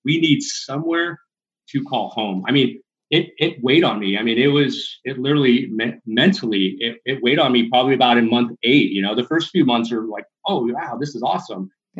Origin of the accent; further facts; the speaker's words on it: California, United States; So I was born and raised in Southern California. I moved a lot, Barb.